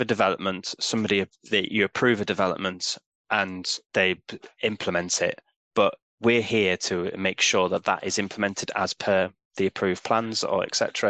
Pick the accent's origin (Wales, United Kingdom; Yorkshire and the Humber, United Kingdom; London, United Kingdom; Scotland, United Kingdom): Yorkshire and the Humber, United Kingdom; York; moved away as an adult; also born or lived in South Oxfordshire / Hinckley / Hambleton; I moved up to Hambleton because I'm originally from York. So I moved back up to sort of where I was from